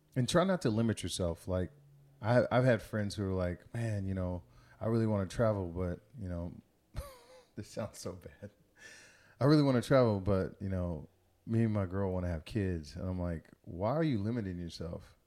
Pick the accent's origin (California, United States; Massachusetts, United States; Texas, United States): Texas, United States; Missouri City; I grew up in Missouri City, Texas